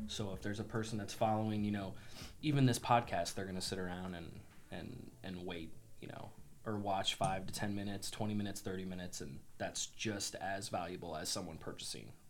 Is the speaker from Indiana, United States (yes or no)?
no; Springfield, Illinois, United States; also born or lived in Quincy, Illinois; I grew up in Springfield, uh, went to um, different public schools, ended up graduating from Springfield High